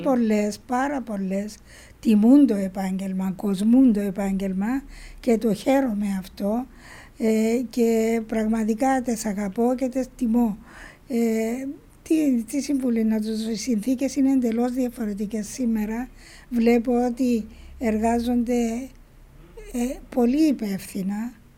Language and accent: Greek; Spilia, Nicosia District, Cyprus; στο χωριό μου στα Σπήλια